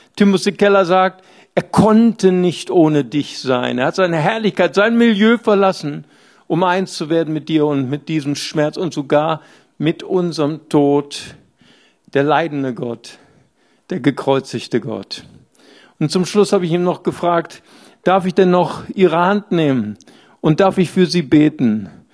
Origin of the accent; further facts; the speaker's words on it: Bonn, North Rhine-Westphalia, Germany; Ich komme ja aus dem Rheinland, ich bin aus Bad Godesberg